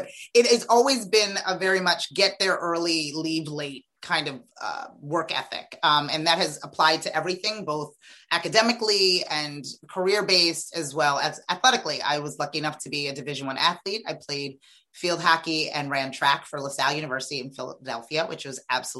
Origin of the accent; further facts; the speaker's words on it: Freetown, Western Area, Sierra Leone; born there; I am an immigrant. I was born in Sierra Leone, West Africa, Freetown. Absolutely wonderful, aggressively magical West African family.